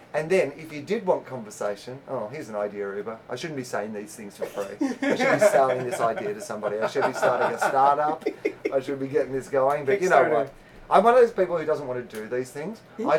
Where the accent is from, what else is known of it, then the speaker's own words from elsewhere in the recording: Australia; moved away as an adult; now in United States; no, I'm Australian.